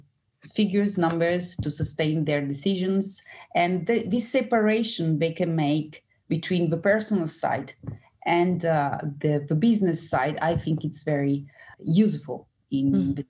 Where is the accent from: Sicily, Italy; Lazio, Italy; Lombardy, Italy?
Lombardy, Italy; Milan; moved away as an adult; I was born in Milan and attending all my studies in Milan. And then I did the Bocconi University.